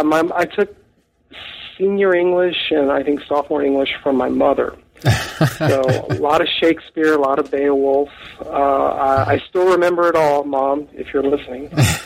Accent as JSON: {"language": "English", "town": "Freer", "region": "Texas", "country": "United States", "tie": "born or raised there", "said": "I'm a South Texas native. I come from a little town called Freer, Texas."}